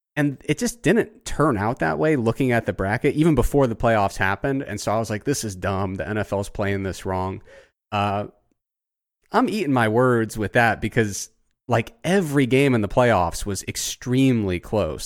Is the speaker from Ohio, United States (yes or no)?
yes; Southern Ohio, United States; I grew up in Southern Ohio